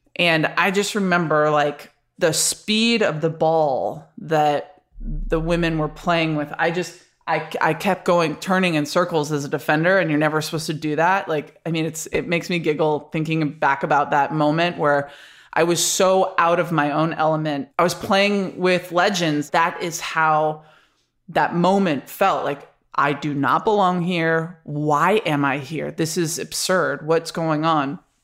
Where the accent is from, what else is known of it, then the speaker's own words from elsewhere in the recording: Rochester, New York, United States; moved away as an adult; also born or lived in Florida; I grew up in Rochester, New York